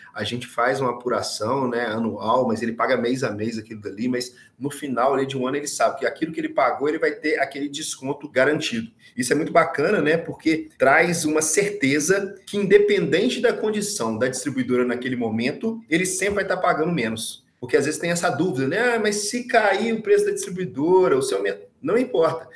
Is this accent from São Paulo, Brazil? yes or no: no; Minas Gerais, Brazil; Eu sou de Minas